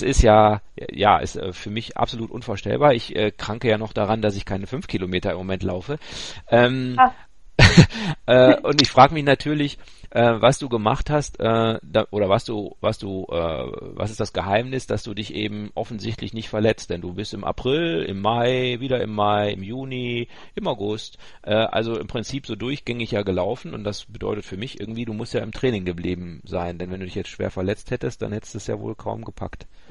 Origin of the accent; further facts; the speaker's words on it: Ruhr area, North Rhine-Westphalia, Germany; ich bin ja ein Kind des Ruhrgebiets, also äh, ich ko mhm. komme ja da aus Wittenherdecke, die Ecke.